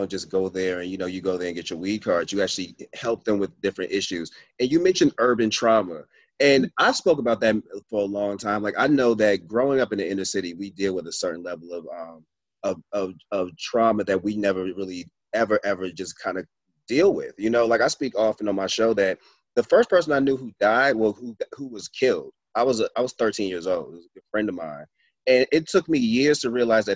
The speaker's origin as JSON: {"language": "English", "town": "Boston", "region": "Massachusetts", "country": "United States", "said": "I'm from Boston"}